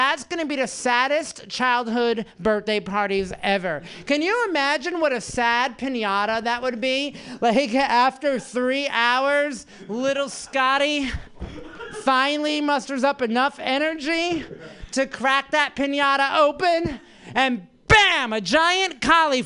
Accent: New Jersey, United States; moved away; I'm from New Jersey

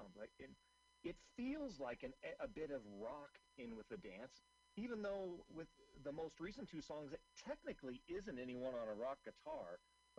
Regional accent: Seattle, Washington, United States; moved away; I'm originally from Seattle.

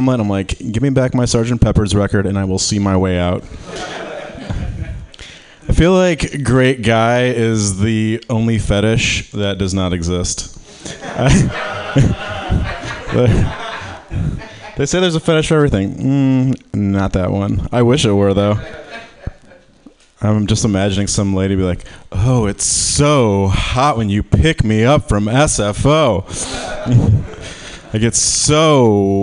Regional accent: Michigan, United States; I'm from Michigan

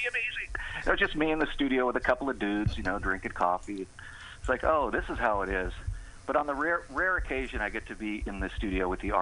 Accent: San Francisco, California, United States; I'm from San Francisco. I'm a native.

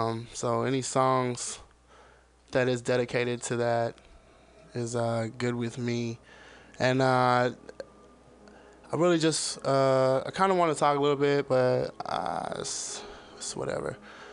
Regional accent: the South, United States; moved away; I'm from the fucking South. And I fucking love Southern music because I am from the South

